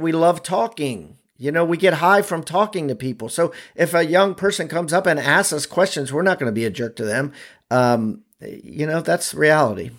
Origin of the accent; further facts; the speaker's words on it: Maryland, United States; I'm from Maryland